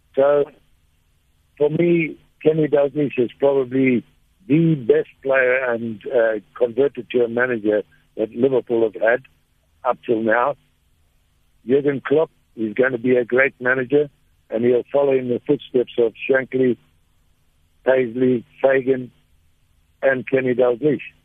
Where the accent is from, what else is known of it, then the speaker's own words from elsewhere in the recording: Zimbabwe; also born or lived in Durban, South Africa; I come from a, a beautiful place called Zimbabwe. I was born in South Africa in Durban